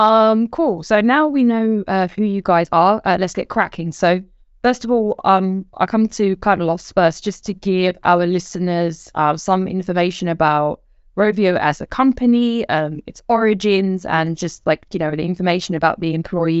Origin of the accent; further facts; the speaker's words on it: Finland; And I am personally very excited because I am also from Finland. I know it's confusing because of the accent, but I can say Olen kyllä suomalainen